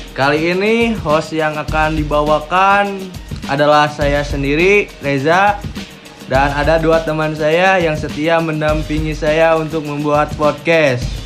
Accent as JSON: {"language": "Indonesian", "region": "Jakarta", "country": "Indonesia", "tie": "born or raised there", "also_born_or_lived": "Sumedang", "said": "gue orang Sumedang tapi gue gede di Jakarta gitu"}